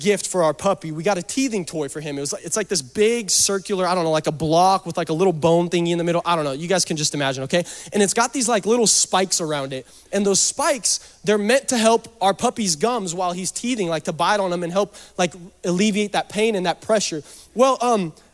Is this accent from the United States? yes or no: yes; Seattle, Washington, United States; I'm from Seattle